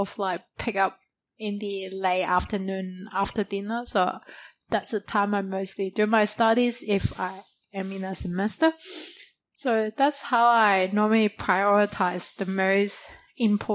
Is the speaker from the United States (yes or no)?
no; China; moved away as an adult; now in Australia; when I grew up in China in primary school or high school, we always have this true dedicated nap time between 12 to 2